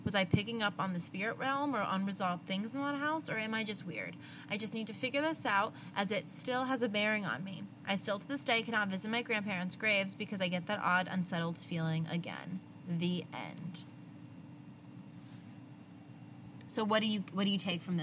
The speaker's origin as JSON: {"language": "English", "region": "New Jersey", "country": "United States", "said": "I'm from Jersey. I say coffee and dog"}